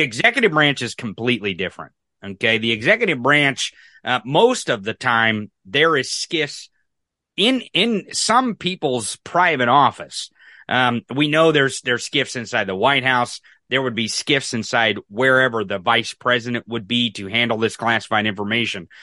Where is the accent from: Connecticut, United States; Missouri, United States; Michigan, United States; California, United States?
Missouri, United States; I'm from Missouri. I'm from the rural